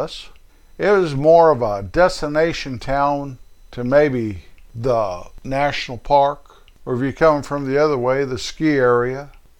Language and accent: English; Rocky Mountains, northern Colorado, United States; now in Kansas, United States; the little town, 27 miles away from my hometown, up there in the Rocky Mountains of Colorado, northern part of the state.